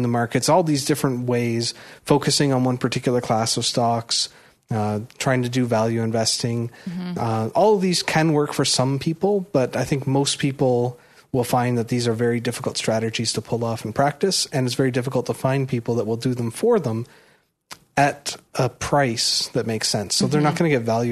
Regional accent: Toronto, Ontario, Canada; I was born and raised in Toronto, but my parents come from Prince Edward Island

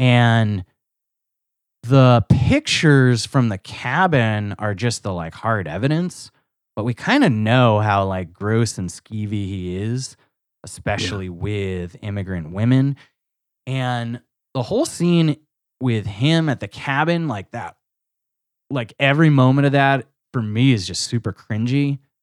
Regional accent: United States; as an American

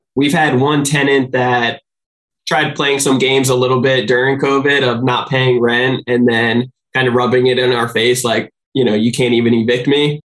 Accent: New Jersey, United States; now in San Diego, United States; I'm from New Jersey originally.

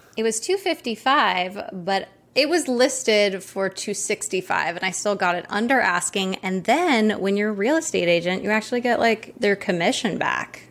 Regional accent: Maui, Hawaii, United States; I grew up in Maui, and I'm actually in Maui right now

